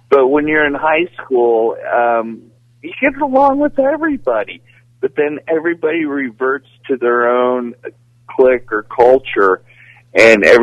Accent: Seattle, Washington, United States; also born or lived in Tulsa, Oklahoma; I grew up all over the United States. Uh, I grew up in Seattle. Now I'm ashamed to say that I did.

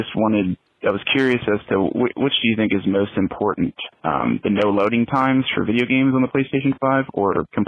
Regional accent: Delaware, United States; I hail from Delaware.

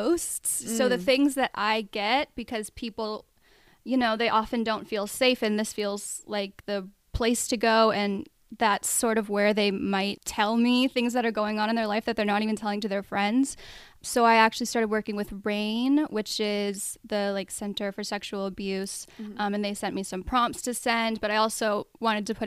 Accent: Colorado, United States; moved away as an adult; also born or lived in Arizona; I mostly grew up in Colorado.

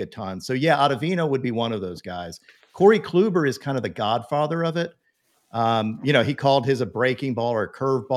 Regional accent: the South, United States; I am from the South

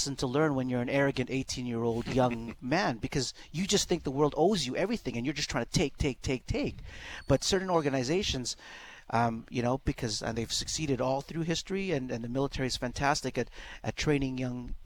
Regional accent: Edmonton, Alberta, Canada; Growing up in Castle Downs, I was right across the street from Greasebaugh

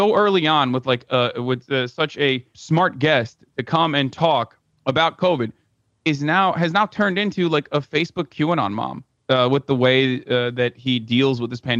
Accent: Turkey; now in United States; I come from Turkey.

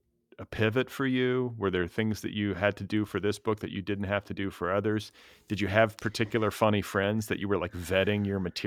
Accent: Milwaukee, Wisconsin, United States; born there; moved away; I mean, I moved around a little bit and kind of lost I was born in Milwaukee. So then we left and I kind of lost everything.

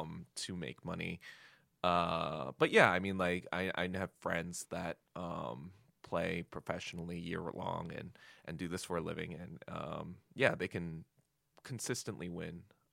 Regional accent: Hartsdale, New York, United States; born or raised there; also born or lived in Yonkers, New York

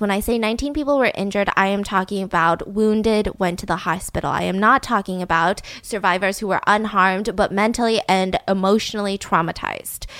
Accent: United States; I am an American citizen, born and raised.

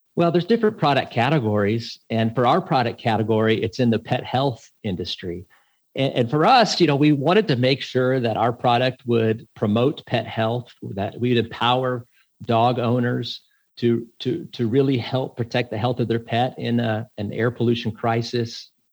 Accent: Texas, United States; I grew up in Texas

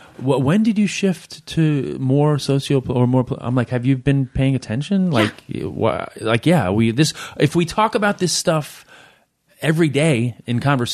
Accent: Queens, New York, United States; also born or lived in India; I was born in Queens, and a brief stint living in India when I was 4 or 5 years old

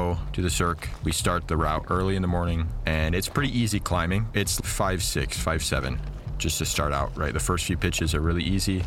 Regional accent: Utah, United States; I'm originally from Utah

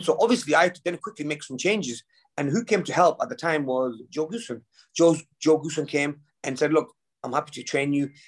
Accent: United Kingdom; we're both British

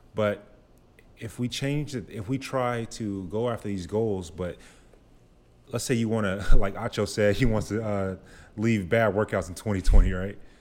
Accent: Grand Prairie, Texas, United States; now in Austin, United States; I'm from Dallas, Grand Prairie specifically.

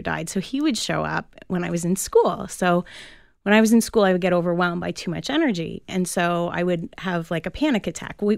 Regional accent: Toronto, Ontario, Canada; now in Durham, Canada; I was born in Toronto, and I actually passed my first ever house on Kingston Road

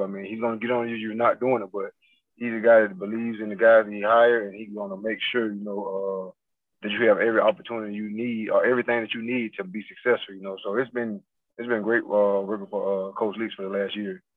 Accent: Fort Pierce, Florida, United States; also born or lived in Port Saint Lucie; now in Mississippi, United States; I'm from Fort Pierce

